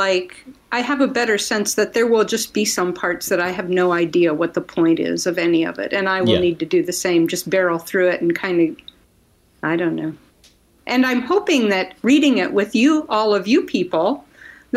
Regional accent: Ohio, United States; I grew up in Ohio

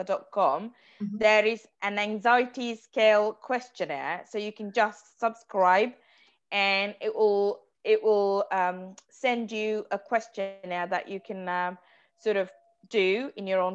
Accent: Sri Lanka; now in London, United Kingdom; I grew up in Sri Lanka

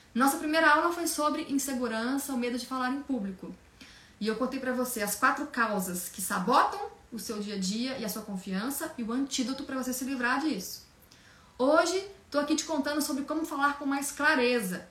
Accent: Minas Gerais, Brazil; moved away as an adult; now in São Paulo, Brazil; eu sou de Minas Gerais, eu vim para São Paulo há 16 anos, recém-formada

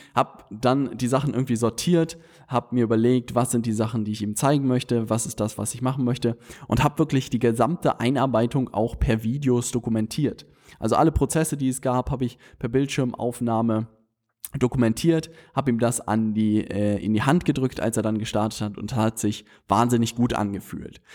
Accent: Hamburg, Germany; wir Hamburger

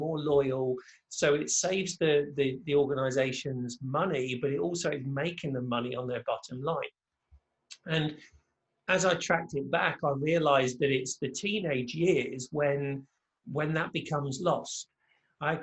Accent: England, United Kingdom; moved away as an adult; now in Orlando, United States; I'm originally from England, but now reside just outside of Orlando, Florida

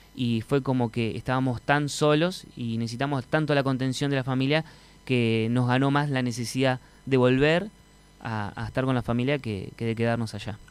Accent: Montevideo, Uruguay; also born or lived in Buenos Aires, Argentina / Pocitos, Montevideo; now in Marindia, Uruguay; Me crié en la Unión

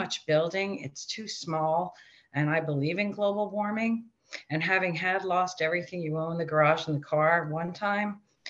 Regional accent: New York City, New York, United States; accent: Queens; I grew up in Rockaway Beach, New York. It's a tiny

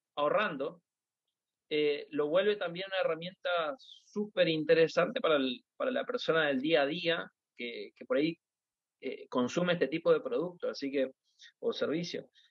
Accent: Argentina; yo como un argentino

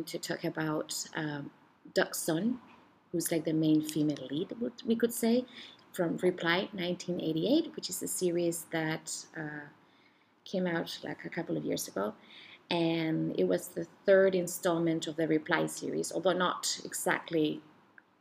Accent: Chile; moved away; Where I'm from originally from Chile

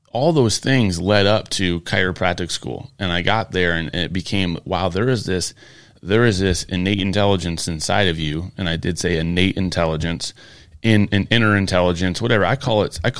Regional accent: Michigan, United States; I'm originally from Michigan.

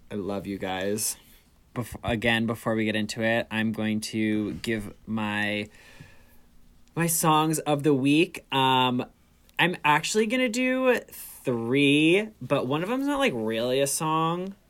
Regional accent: New York, United States; I am 26. I'm from New York.

